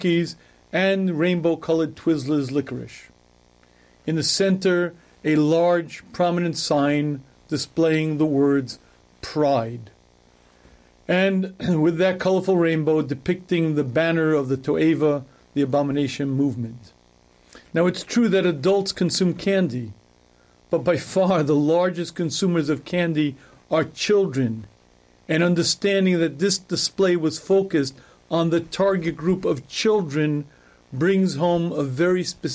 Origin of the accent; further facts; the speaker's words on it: New York City, New York, United States; I was born in Queens, New York, and I grew up in this country